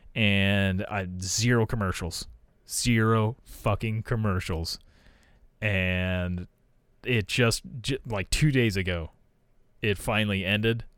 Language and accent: English; United States; being an American